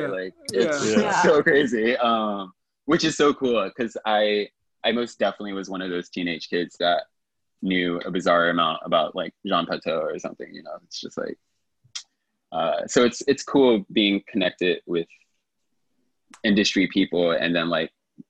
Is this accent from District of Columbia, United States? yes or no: yes; District of Columbia, United States; now in New York, United States; Our nation's capital, DC area, but I've been in New York for 16 years as of last month.